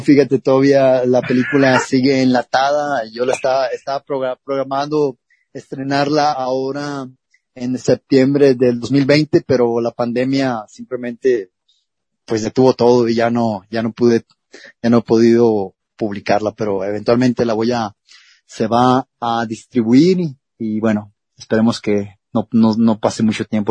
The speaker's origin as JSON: {"language": "Spanish", "town": "Culiacán", "region": "Sinaloa", "country": "Mexico", "tie": "born or raised there", "said": "En Culiacán, Sinaloa, de donde yo soy originario"}